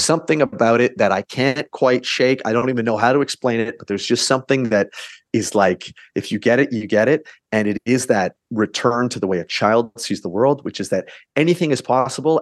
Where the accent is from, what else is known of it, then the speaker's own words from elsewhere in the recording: Canada; we're Canadian